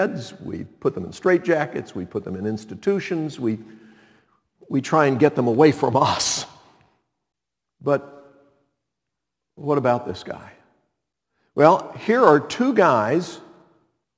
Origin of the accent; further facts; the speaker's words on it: Montreat, North Carolina, United States; my hometown of Montreat, North Carolina